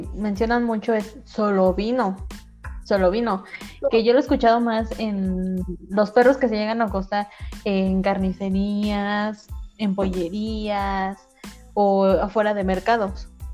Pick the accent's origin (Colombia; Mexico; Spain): Mexico; Toluca, State of Mexico; yo soy de Toluca